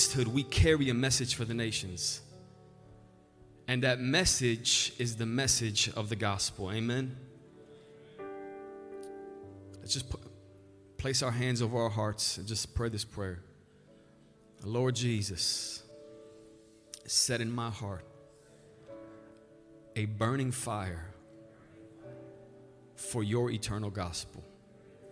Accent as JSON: {"language": "English", "country": "Romania", "tie": "born or raised there", "also_born_or_lived": "Albany Park, Chicago, United States", "moved": "yes", "lives_now": "Chicago, United States", "said": "I was born in Romania, moved to Albany Park"}